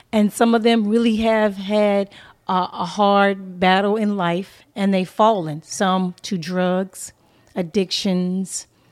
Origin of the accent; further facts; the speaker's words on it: Inglewood, California, United States; moved away as an adult; also born or lived in Pomona, California / Atlanta, Georgia; I was coming from Los Angeles, California. I was raised in a urban community. I was in Inglewood, California, uh, mostly, um, and then Pomona.